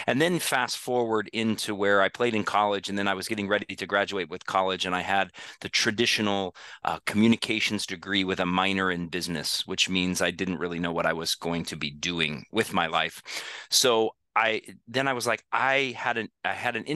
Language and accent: English; Denver, Colorado, United States; I grew up in Denver, and I played for my dad